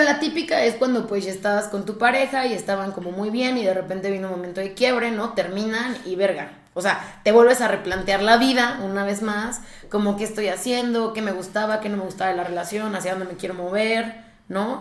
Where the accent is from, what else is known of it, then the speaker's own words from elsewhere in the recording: Mexico; algo que también nos pasa mucho como mexicanos